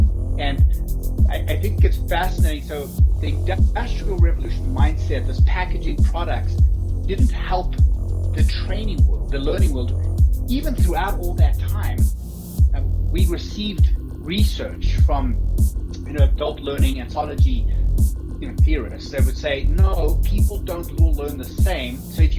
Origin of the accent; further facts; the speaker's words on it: Johannesburg, Gauteng, South Africa; also born or lived in Cape Town; But I lived most of my life in the southern suburbs of Johannesburg.